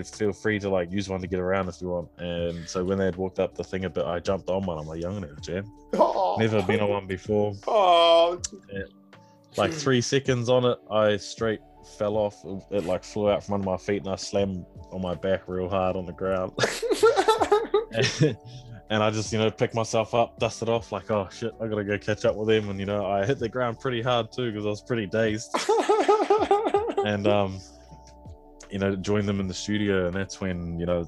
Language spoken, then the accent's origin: English; New Zealand; I'm from New Zealand